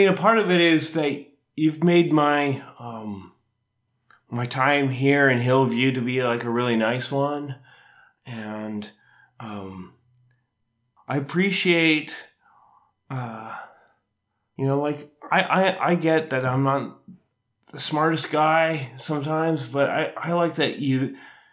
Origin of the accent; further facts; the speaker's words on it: Minnedosa, Manitoba, Canada; now in Edmonton, Canada; I grew up in Minnedosa, Manitoba